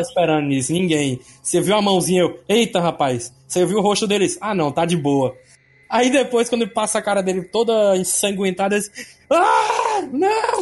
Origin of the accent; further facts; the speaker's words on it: Fortaleza, Ceará, Brazil; eu sou aqui de Fortaleza